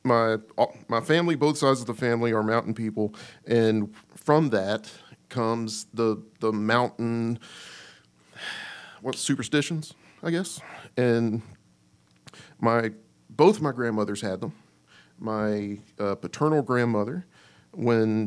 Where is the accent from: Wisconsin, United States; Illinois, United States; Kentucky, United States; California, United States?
Kentucky, United States; I grew up in Kentucky just like the rest of these boys